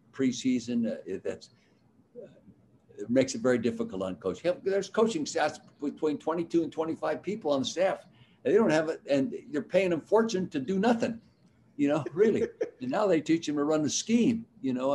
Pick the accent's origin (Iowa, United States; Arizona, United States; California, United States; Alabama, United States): California, United States; Calistoga; Growing up in the Napa Valley like I did in Calistoga